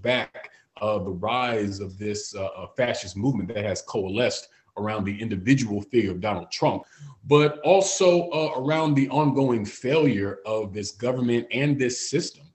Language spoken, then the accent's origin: English; Florida, United States; Florida, my home state